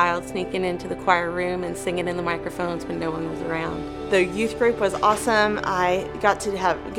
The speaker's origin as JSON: {"language": "English", "town": "McKinney", "region": "Texas", "country": "United States", "tie": "born or raised there", "said": "I grew up in First McKinney"}